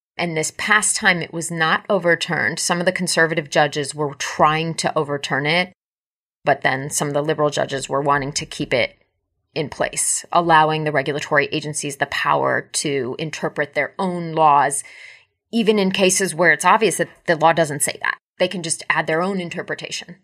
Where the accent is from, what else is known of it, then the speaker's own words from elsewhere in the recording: United States; I am an American